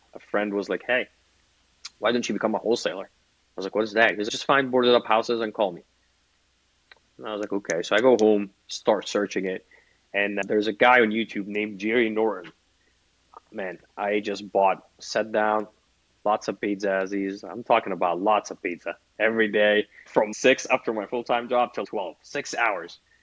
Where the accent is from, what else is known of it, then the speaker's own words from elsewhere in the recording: Egypt; moved away as an adult; now in United States; as a kid growing up in Egypt